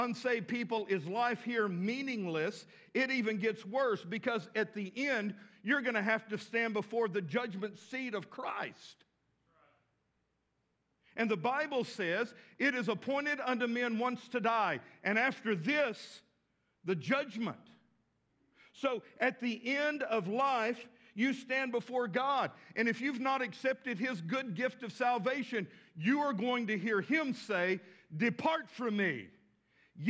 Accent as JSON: {"language": "English", "region": "West Texas", "country": "United States", "tie": "born or raised there", "moved": "yes", "lives_now": "Fort Smith, United States", "said": "I grew up with tumbleweeds in West Texas"}